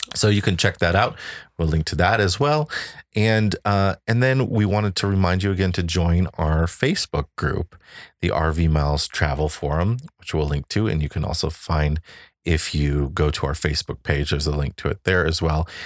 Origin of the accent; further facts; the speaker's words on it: Chicago, Illinois, United States; we come from Chicago, which is right by Indiana